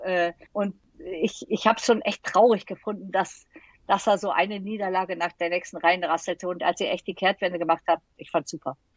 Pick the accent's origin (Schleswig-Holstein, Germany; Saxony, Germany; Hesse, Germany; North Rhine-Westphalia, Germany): North Rhine-Westphalia, Germany; Düsseldorf; ich bin Düsseldorferin